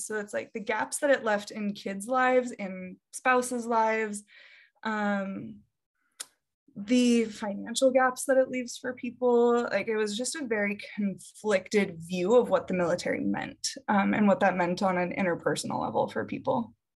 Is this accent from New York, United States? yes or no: no; Davenport, Iowa, United States; moved away; I grew up in Davenport, Iowa